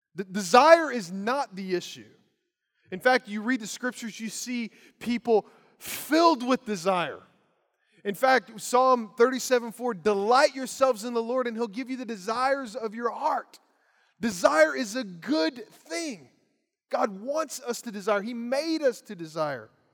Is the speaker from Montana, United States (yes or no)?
no; Lawrenceburg, Kentucky, United States; As a teenage boy growing up in Lawrenceburg, Kentucky